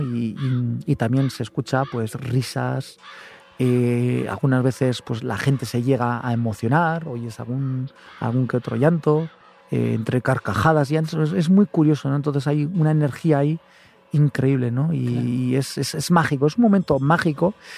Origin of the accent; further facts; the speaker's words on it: Gorbea, between Álava and Biscay, Basque Country, Spain; estamos en este lugar tan bonito, ubicados entre Álava y Vizcaya, en el Gorbea, pues voy a vender un poquito mi tierra